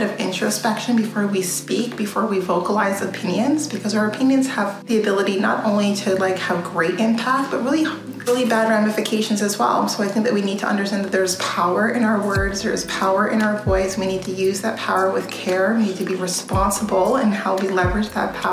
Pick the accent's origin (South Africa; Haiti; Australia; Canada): Canada; I grew up in Canada